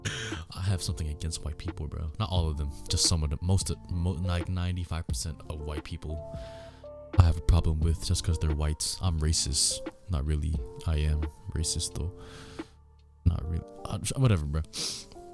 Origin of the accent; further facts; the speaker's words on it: United States; my English is good, because I was born in America.